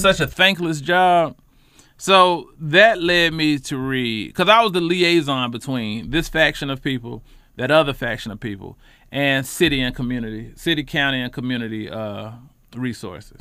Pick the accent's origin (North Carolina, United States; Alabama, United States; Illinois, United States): North Carolina, United States; Charlotte; I'm a lifelong Charlotte resident, Charlotte native from the West Side